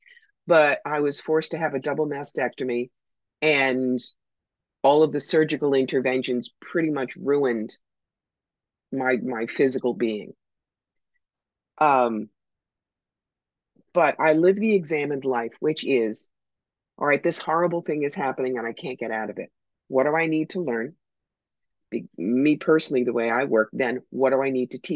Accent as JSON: {"language": "English", "region": "New York", "country": "United States", "said": "I'm from New York."}